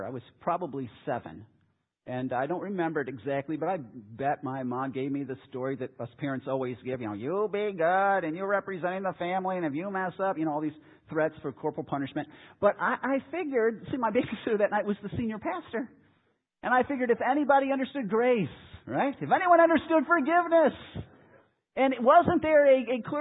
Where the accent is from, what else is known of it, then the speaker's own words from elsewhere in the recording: Chicago, Illinois, United States; moved away; I grew up in Chicago